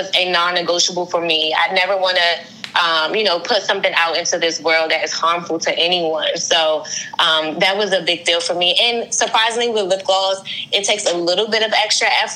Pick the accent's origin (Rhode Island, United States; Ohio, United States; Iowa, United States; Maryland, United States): Maryland, United States; Prince George's County; also born or lived in Washington, D.C.; I was born in Washington, D.C., and I live in Maryland, PG County, Maryland. I've been here my entire life.